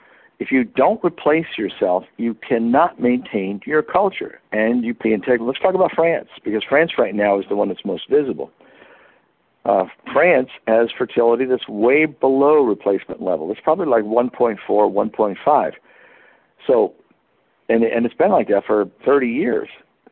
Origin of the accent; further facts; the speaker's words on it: United States; moved away as an adult; I'm a Westerner. I'm from the United States. I'm an expat.